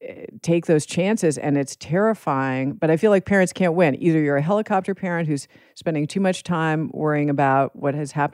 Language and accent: English; Manhattan, New York, United States; I grew up in Manhattan in New York City.